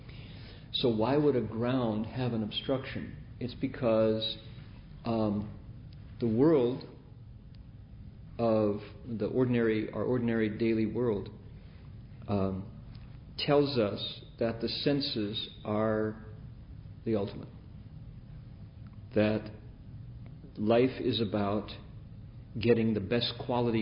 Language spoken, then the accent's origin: English; Toledo, Ohio, United States; moved away; also born or lived in Bay Area; Growing up in Toledo